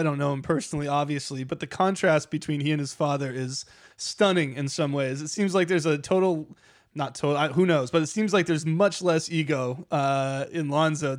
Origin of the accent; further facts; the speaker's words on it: upstate New York, United States; I grew up in a very small town in upstate New York